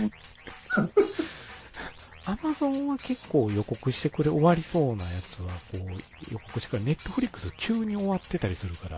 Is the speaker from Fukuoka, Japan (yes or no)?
no; Osaka, Japan; うちの地元、大阪の過疎地